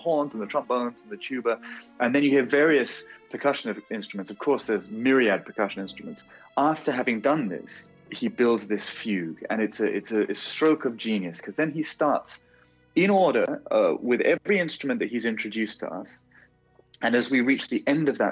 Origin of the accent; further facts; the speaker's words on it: United Kingdom; moved away; I'm a Brit abroad